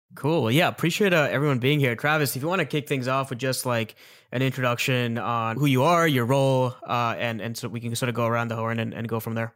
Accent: Mississauga, Ontario, Canada; also born or lived in Toronto; I was born in Mississauga. I spent a couple of years of my childhood in Toronto.

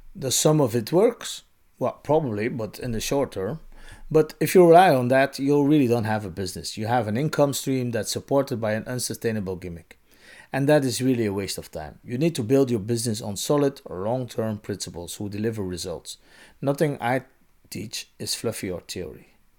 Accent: Belgium; moved away; In my home country, Belgium

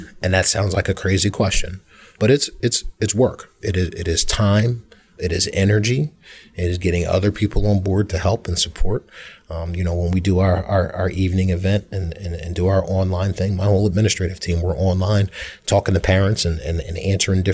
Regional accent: Philadelphia, Pennsylvania, United States; also born or lived in Hatboro-Horsham, Pennsylvania; I grew up in North Philadelphia, and my family made the decision to move out here when I was a freshman

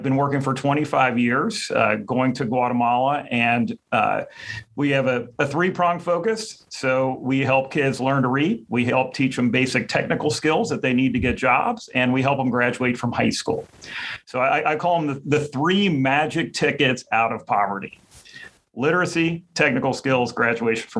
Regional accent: Cincinnati, Ohio, United States; I'm from Cincinnati, Ohio

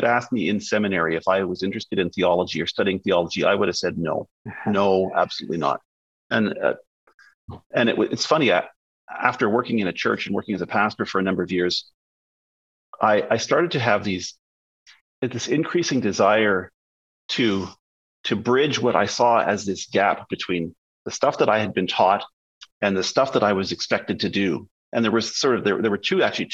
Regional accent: Winnipeg, Manitoba, Canada; also born or lived in Toronto; now in British Columbia, Canada; I grew up in Winnipeg.

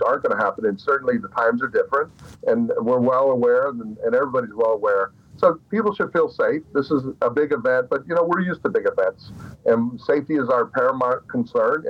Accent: Miami, Florida, United States; It's my hometown. I'm born and raised here.

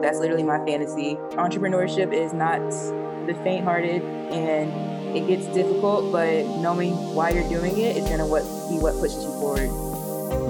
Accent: Panama City, Florida, United States; also born or lived in Orlando, Florida; I'm actually from North Florida, Panama City

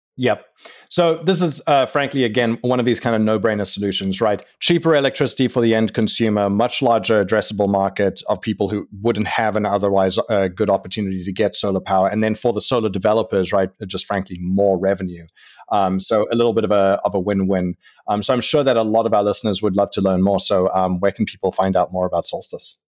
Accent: South Africa; I'm from South Africa

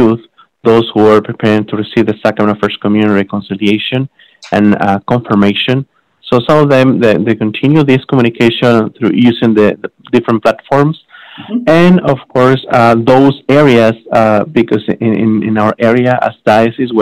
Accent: Mexico; moved away as an adult; also born or lived in San Antonio, Texas, United States; now in Laredo, United States; I'm originally from Mexico, but I came here to the United States in 2009

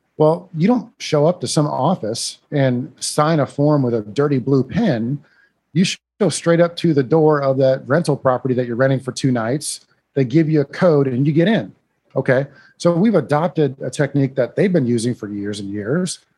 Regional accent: Iowa, United States; accent: northern; now in San Antonio, United States; I grew up in Iowa

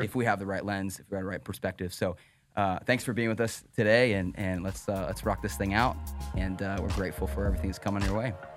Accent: Pennsylvania, United States; moved away; I'm from Pennsylvania

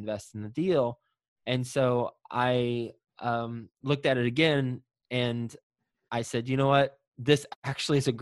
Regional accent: Texas, United States; now in Cincinnati, United States; I am originally from Texas, live in Cincinnati

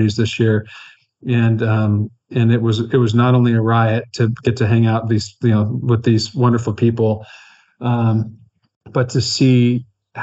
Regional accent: Kansas, United States; I'm from Kansas

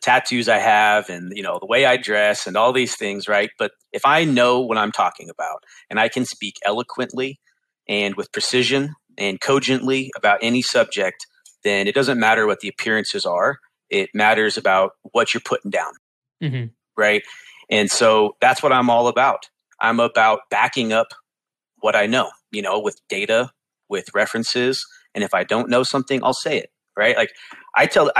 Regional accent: Bay Area, California, United States; I'm from the Bay Area, California

